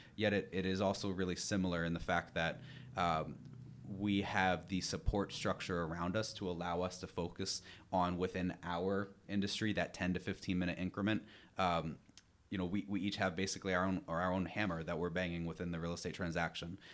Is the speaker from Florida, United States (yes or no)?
no; New York, United States; also born or lived in Rhode Island; I'm originally from New York.